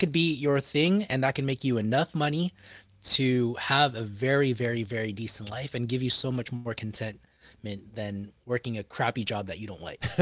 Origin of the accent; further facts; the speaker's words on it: Bay Area, California, United States; my hometown of the Bay Area